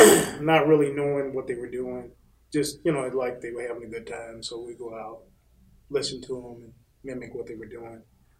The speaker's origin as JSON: {"language": "English", "town": "Bartow", "region": "Florida", "country": "United States", "tie": "born or raised there", "said": "I grew up in Central Florida, a little town called Bartow."}